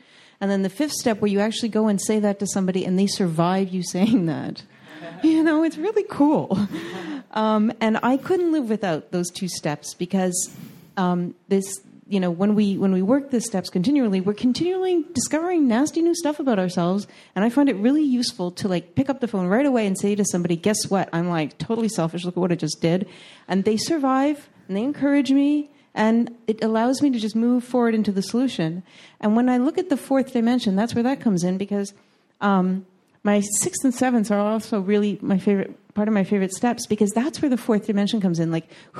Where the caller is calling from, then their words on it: Montreal, Quebec, Canada; I'm visiting you from Montreal, Canada.